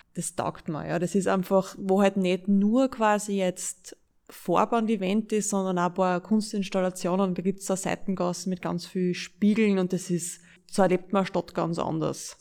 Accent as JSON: {"language": "German", "region": "Styria", "country": "Austria", "moved": "as an adult", "lives_now": "Linz, Austria", "said": "Ich bin ja aus der Steiermark"}